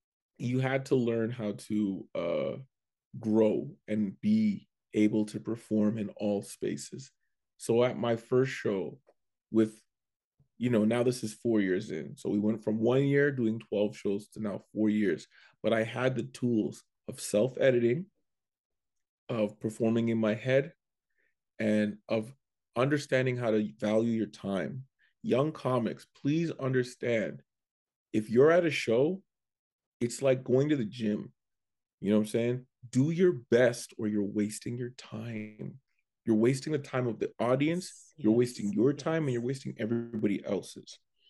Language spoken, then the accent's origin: English; Canada; but because I'm from Canada, they go, all right, we'll give you 5.